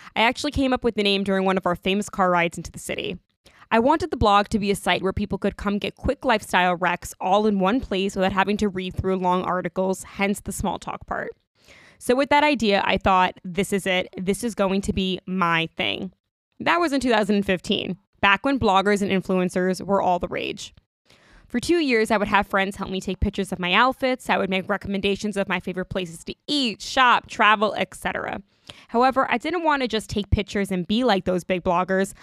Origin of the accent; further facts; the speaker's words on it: Long Island, New York, United States; I grew up on Long Island